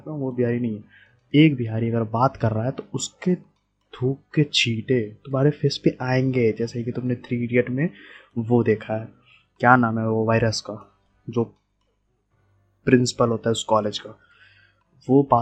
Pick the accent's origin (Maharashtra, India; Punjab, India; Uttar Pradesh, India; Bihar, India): Bihar, India; यार बिहार में कौन कौन से टाइप के गुटके चलते हैं मैं बिहार से हूँ मेरे को पता है और हाँ बहुत अजीब अजीब बंदे मेरे को दिखते हैं लेकिन बहुत अच्छे ही बंदे होते हैं बिहार में